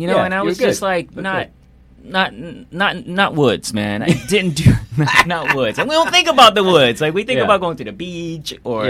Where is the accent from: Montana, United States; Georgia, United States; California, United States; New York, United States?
New York, United States; New York City; also born or lived in Philadelphia; I was born in Brooklyn.